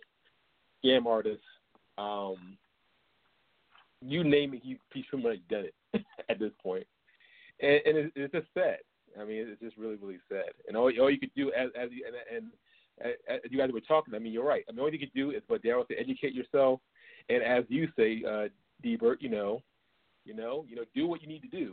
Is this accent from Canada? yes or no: no; New York City, New York, United States; moved away; I grew up in New York. I grew up in the Bronx